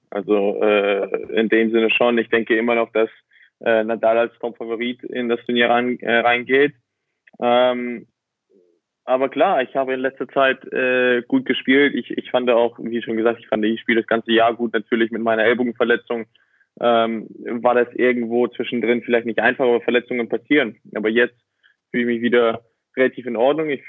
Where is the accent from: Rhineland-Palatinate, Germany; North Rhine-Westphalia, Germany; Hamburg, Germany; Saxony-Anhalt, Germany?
Hamburg, Germany; Ja, also ich, ich bin Hamburger. Ich, ich kenne es nicht anders.